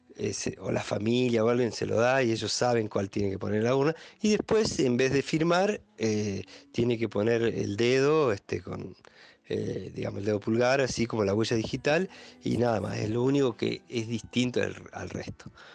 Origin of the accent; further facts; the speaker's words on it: Junín de los Andes, Neuquén, Argentina; soy nacido y criado acá en Junín de los Andes